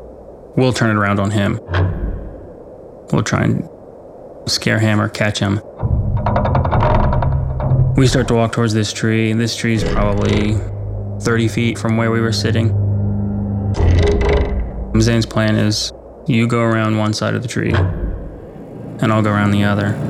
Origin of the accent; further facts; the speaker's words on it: West Virginia, United States; I grew up on the Ohio River in West Virginia. I had a lot of friends right across the river in Ohio.